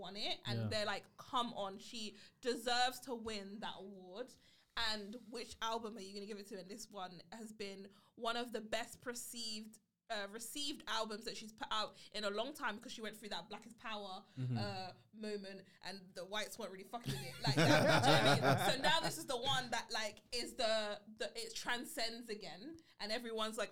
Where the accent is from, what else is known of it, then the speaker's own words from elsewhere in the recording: United Kingdom; I'm British